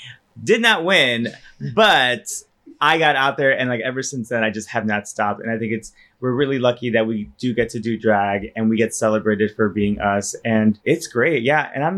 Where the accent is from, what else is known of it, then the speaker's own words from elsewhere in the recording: Chicago, Illinois, United States; I was born and raised in Chicago. Yeah, I'm from the South Side.